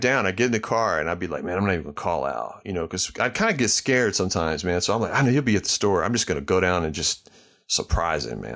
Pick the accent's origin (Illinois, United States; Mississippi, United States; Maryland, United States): Mississippi, United States; Starkville; I grew up in Starkville, Mississippi